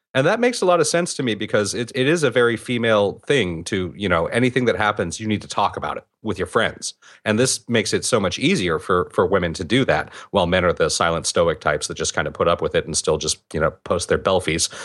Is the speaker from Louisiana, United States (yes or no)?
no; California, United States; even I do it as a Californian.